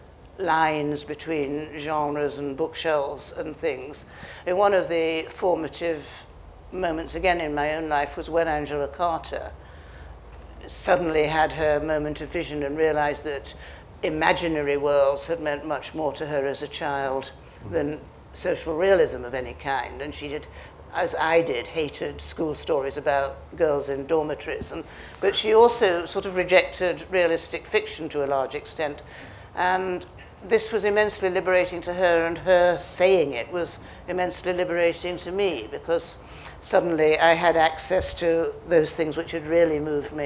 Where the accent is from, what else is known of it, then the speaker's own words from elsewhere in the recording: United Kingdom; being a British novelist